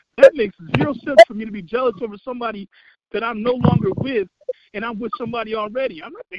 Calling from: Chicago Ridge, Illinois, United States; I'm calling from Chicago Ridge

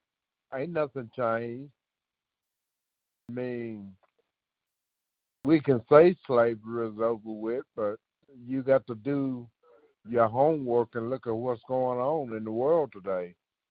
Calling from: Sykesville, Missouri, United States; I'm from Sykesville, Missouri.

